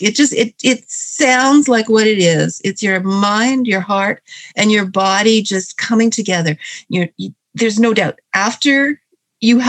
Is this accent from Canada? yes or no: yes; Hamilton, Ontario, Canada; I am from Hamilton, Ontario, Canada, which is where it all started for me.